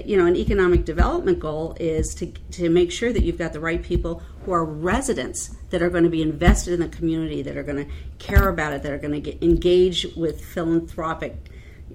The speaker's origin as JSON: {"language": "English", "town": "Chicago", "region": "Illinois", "country": "United States", "moved": "yes", "lives_now": "Maryland, United States", "said": "I'm a Chicagoan"}